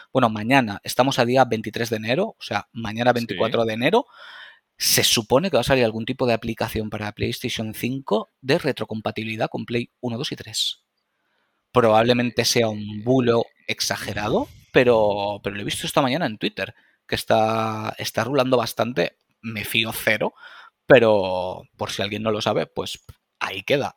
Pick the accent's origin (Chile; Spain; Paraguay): Spain; Valencia, Valencian Community; corte inglés de Valencia, que es de donde soy